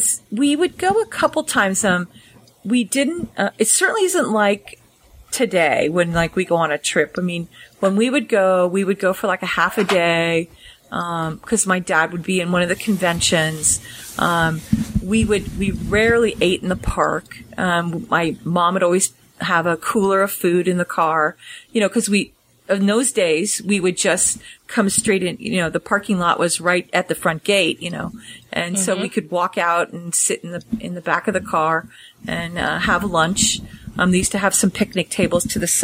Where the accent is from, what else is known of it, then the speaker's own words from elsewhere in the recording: San Francisco, California, United States; we came down from San Francisco